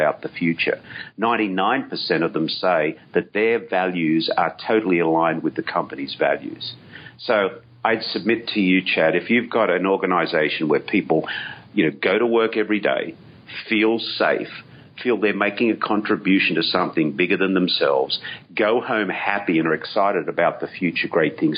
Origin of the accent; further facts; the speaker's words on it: Australia; I, being Aussie